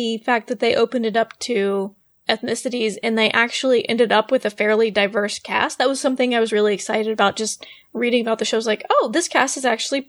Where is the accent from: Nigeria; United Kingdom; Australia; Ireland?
United Kingdom; England; I can totally, I'm from England, I could totally do a British accent.